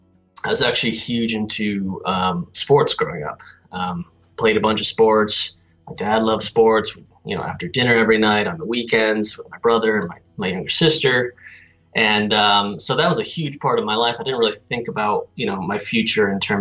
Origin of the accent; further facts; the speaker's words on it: Guilford, Connecticut, United States; I'm originally from Connecticut, a small coastal town called Guilford